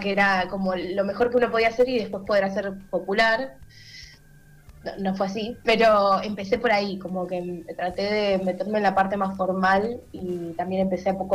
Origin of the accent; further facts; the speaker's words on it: Buenos Aires Province, Argentina; now in Buenos Aires, Argentina; soy nativa de todo lo que es zona norte, movida musical de por allá